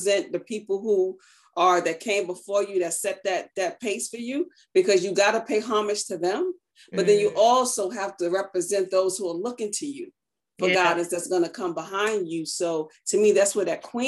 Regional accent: New York City, New York, United States; moved away as an adult; also born or lived in Maryland; I'm a native from Brooklyn, New York.

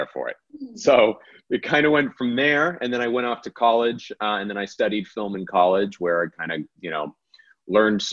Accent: Central Florida, United States; in high school, growing up in Central Florida

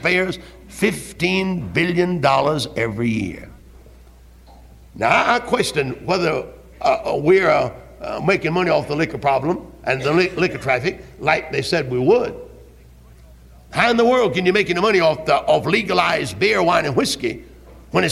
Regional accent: Greenville, South Carolina, United States; I was from Greenville

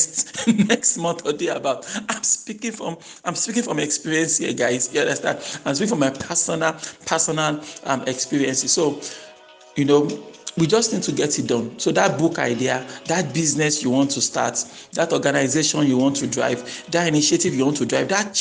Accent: Nigeria; I grew up in Nigeria

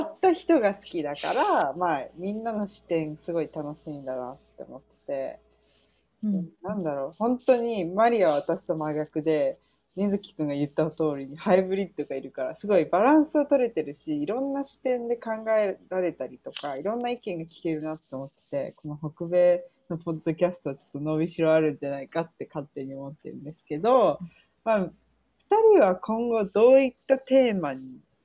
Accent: United States; 出身はアメリカ生まれアメリカ育ちなんででも親が両方とも日本人

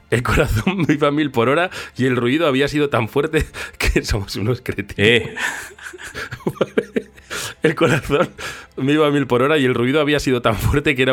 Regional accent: Seville, Andalusia, Spain; soy de Sevilla

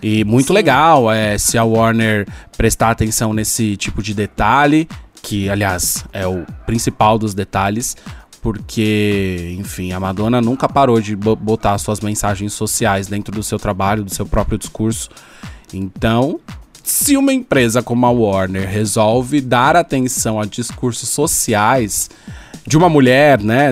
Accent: São Paulo, Brazil; eu sou, eu sou de São Paulo

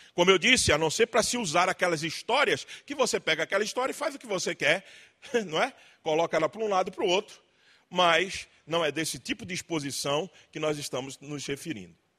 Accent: Pernambuco, Brazil; moved away as an adult; now in Limeira, Brazil; Eu sou de Pernambuco, mas moro em Limeira há 13 anos

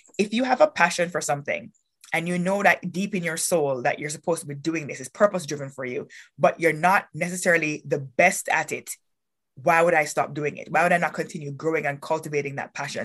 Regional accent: Kingston, Jamaica; moved away as an adult; also born or lived in North Dakota; now in Canada; born and raised in Kingston, Jamaica

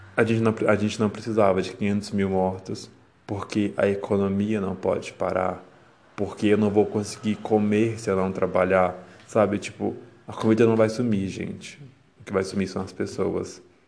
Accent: Brazil; nós, enquanto brasileiros

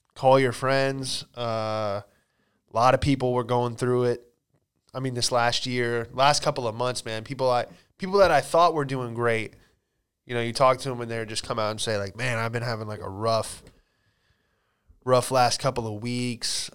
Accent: Florida, United States; moved away; also born or lived in California; I'm from Florida, you know, just moved back from California

